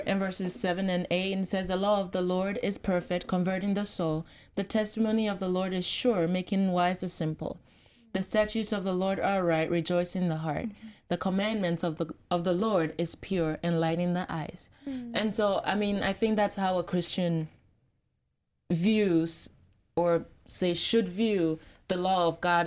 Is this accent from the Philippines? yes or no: no; Ghana; I'm from Ghana, very proud